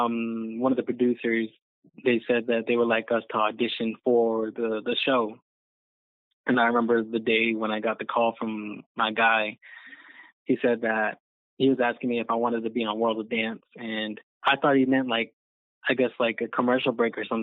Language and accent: English; Lehi, Arizona, United States; I was a teen at the Boys and Girls Club over here in Lehigh, where I'm from